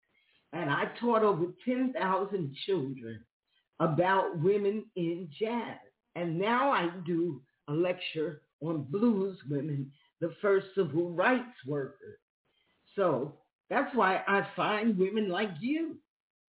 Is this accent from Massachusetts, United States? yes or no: no; New York City, New York, United States; moved away as an adult; now in Florida, United States; I'm from New York. I'm from Queens.